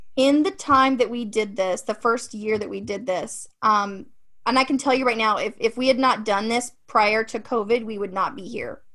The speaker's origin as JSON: {"language": "English", "region": "Ohio", "country": "United States", "moved": "yes", "said": "I'm from Ohio originally, so Midwest is kind of my thing"}